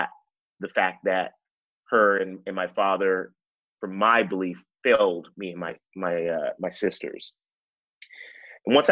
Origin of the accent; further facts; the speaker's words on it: Anaheim, California, United States; I grew up in Anaheim, California, which is the OC for a lot of people who know that.